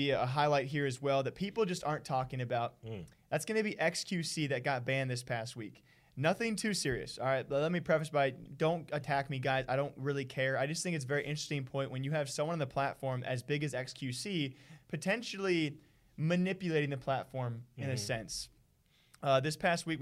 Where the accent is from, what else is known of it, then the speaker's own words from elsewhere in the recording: Iowa, United States; moved away; I'm actually originally from Iowa